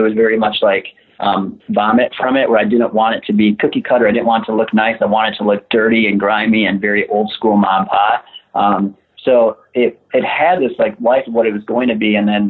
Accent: Central Kentucky, United States; I'm actually from Central Kentucky originally, so it's even been cool for me to see Lexington just kind of like from my whole life, last like 26 years

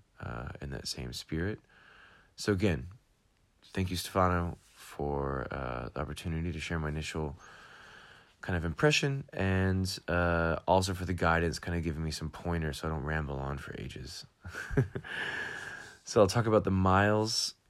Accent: United States; moved away as an adult; also born or lived in Atlanta, Georgia; now in Amsterdam, Netherlands; I'm American, going back to have my own bike shop in Atlanta, Georgia.

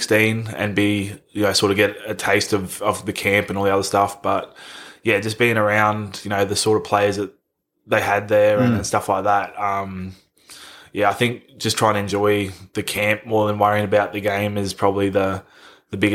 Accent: Queensland, Australia; growing up in Queensland

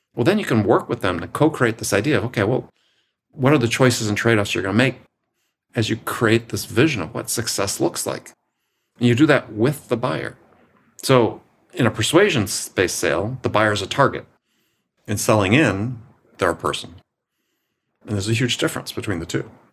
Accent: Wisconsin, United States; I'm from Wisconsin

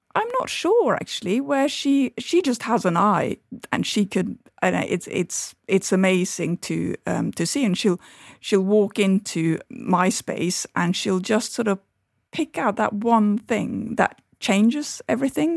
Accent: Norway; moved away; my childhood and my, um, growing up in Norway

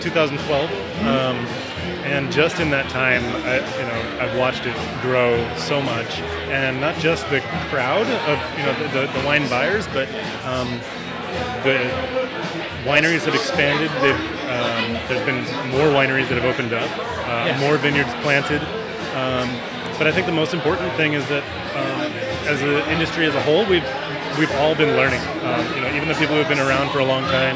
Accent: Boston, Massachusetts, United States; also born or lived in Prescott; now in Arizona, United States; I'm from Boston originally

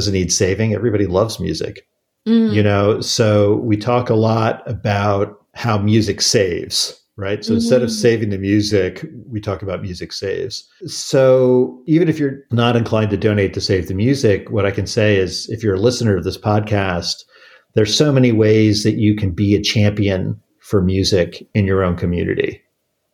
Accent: Washington, District of Columbia, United States; grew up in the Washington, D.C. area in the 1980s

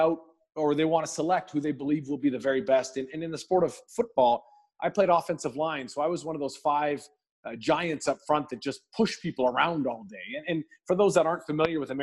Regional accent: just outside of Vancouver, British Columbia, Canada; I'm born and raised just outside of Vancouver in Canada

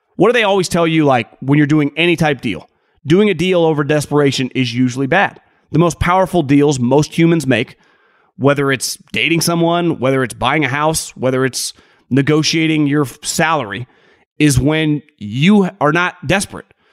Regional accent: California, United States; moved away; also born or lived in Sacramento; I'm born and raised in California

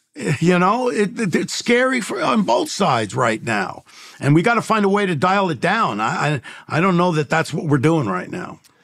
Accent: New York City, New York, United States; now in Los Angeles, United States; I grew up in the Bronx and, and in New York and then out here in Los Angeles

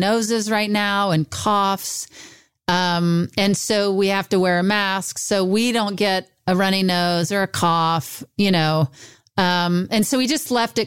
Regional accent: Mississippi, United States; moved away; I'm in my hometown of Mississippi

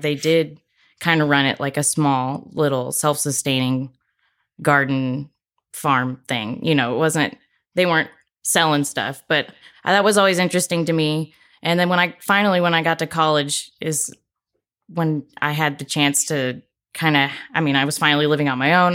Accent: Corpus Christi, Texas, United States; I grew up in Corpus, so it was m, more like brush

